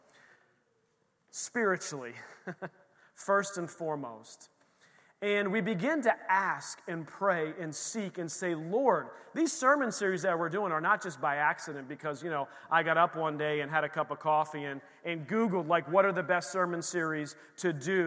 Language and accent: English; Bethlehem, Pennsylvania, United States; moved away; the church we grew up in the Lehigh Valley in Bethlehem, Pennsylvania